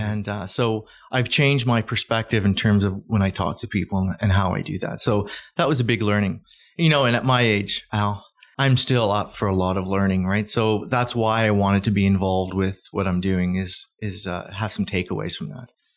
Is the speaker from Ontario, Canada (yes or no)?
no; Calgary, Alberta, Canada; I'm from Calgary